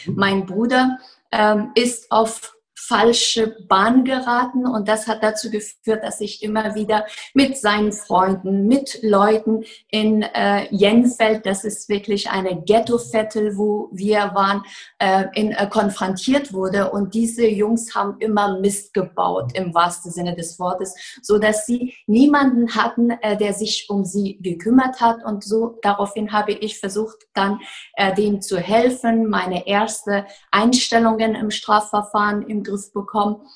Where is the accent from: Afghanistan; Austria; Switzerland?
Afghanistan; German is a second language; now in Germany; Ich bin in Afghanistan geboren, dort aufgewachsen, bin als Flüchtling nach Deutschland gekommen, habe hier mein Abitur nachgeholt, Jura studiert